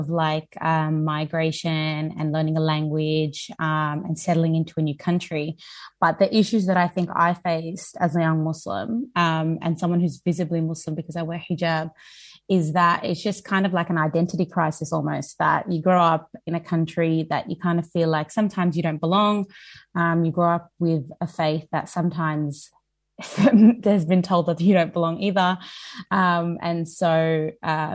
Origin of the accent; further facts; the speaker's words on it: Australia; I am a third generation Australian